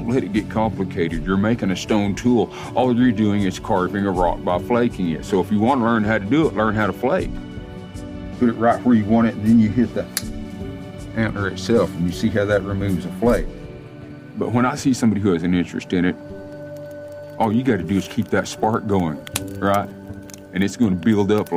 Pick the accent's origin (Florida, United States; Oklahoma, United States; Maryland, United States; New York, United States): Oklahoma, United States; Tahlequah; I grew up here in Tahlequah. I was actually born just west of here on a place called Stick Ross Mountain